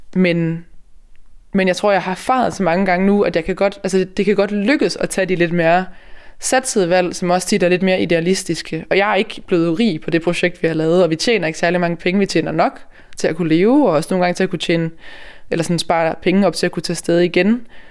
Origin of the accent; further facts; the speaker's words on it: Denmark; vi som danskere